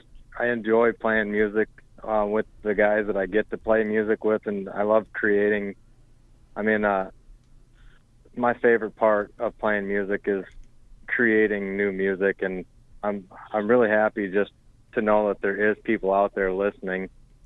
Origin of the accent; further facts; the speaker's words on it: Fort Pierre, South Dakota, United States; also born or lived in Denver; I'm from Fort Pierre, actually.